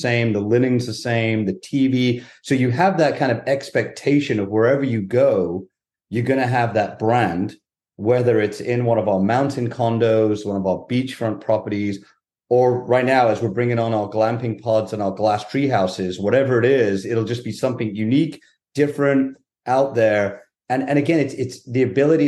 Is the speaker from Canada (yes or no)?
no; Wales, United Kingdom; moved away as an adult; also born or lived in Durham, North Carolina / Raleigh, North Carolina; now in Charlotte, United States; I'm originally from Wales in the UK.